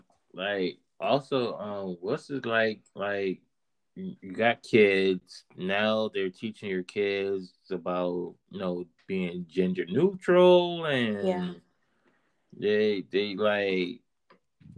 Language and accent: English; Savannah, Georgia, United States; I'm from Georgia, born and raised in Georgia, Savannah, a small city.